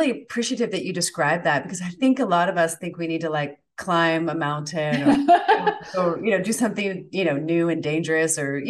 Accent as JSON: {"language": "English", "region": "Florida", "country": "United States", "said": "Like, do they like me even if I'm from Florida?"}